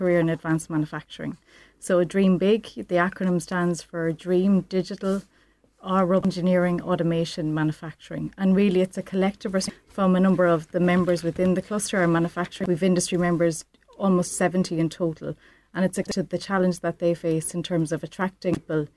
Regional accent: Midlands, Ireland; I'm from the Midlands

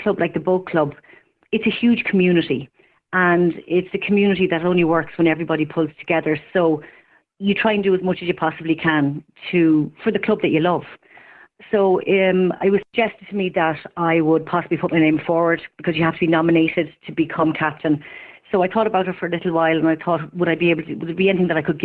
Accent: Ireland; I'm from town. I'm from St. Francis Terrace.

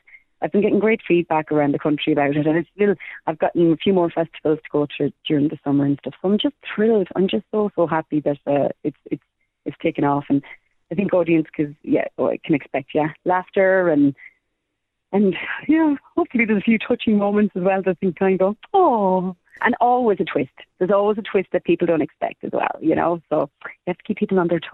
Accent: Ireland; we're from Ireland

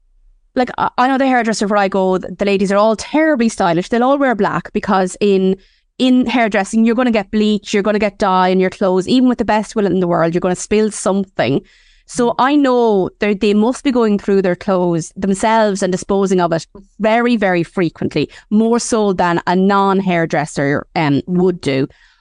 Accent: Ireland; But, you know, we are Irish women and we do have a particular love affair with minding our hair.

